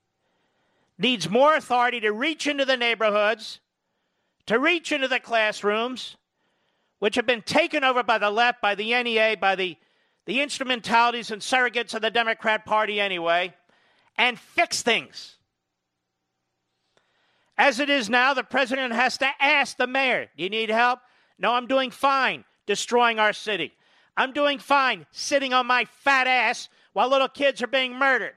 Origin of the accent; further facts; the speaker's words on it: Philadelphia, Pennsylvania, United States; I'm a Philadelphian